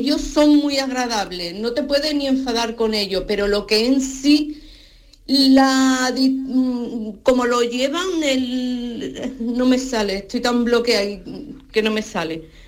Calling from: Seville, Andalusia, Spain; de Sevilla

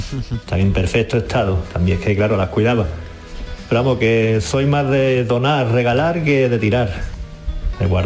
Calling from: San Pedro Alcántara, Andalusia, Spain; Buenos días, aquí … de San Pedro Alcántara.

